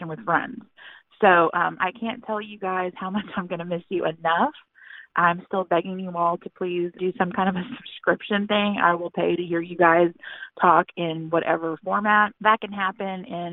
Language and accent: English; Texas, United States; I'm from Texas